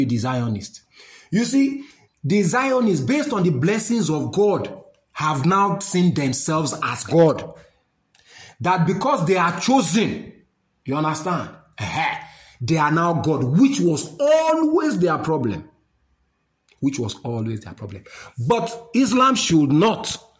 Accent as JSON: {"language": "English", "country": "Nigeria", "said": "I'm a Nigerian"}